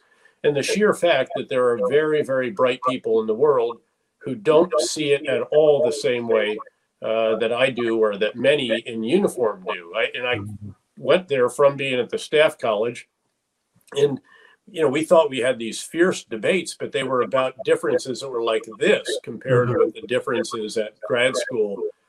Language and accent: English; 7 miles from West Point, New York, United States; the U.S. Military Academy at West Point, which happened to be 7 miles from my hometown.